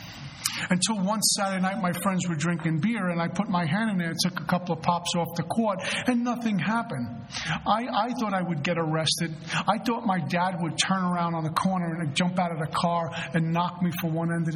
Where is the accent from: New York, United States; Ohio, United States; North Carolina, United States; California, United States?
New York, United States; New York City; moved away; also born or lived in New Jersey / South Florida / Colorado; I'm originally from Brooklyn, New York